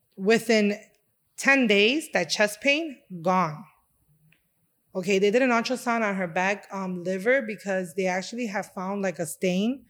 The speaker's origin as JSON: {"language": "English", "town": "Chicago", "region": "Illinois", "country": "United States", "tie": "born or raised there", "said": "I was born and raised here in Chicago, um, and my da-, my dad is from Honduras and my mom from Puerto Rico, and I was actually raised in Humboldt Park"}